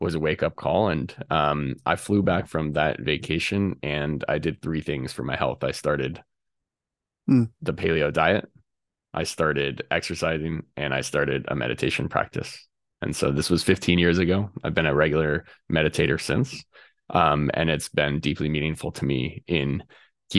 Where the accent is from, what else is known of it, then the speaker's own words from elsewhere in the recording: Colorado, United States; I grew up in Colorado, and right, literally my backyard was up against a national forest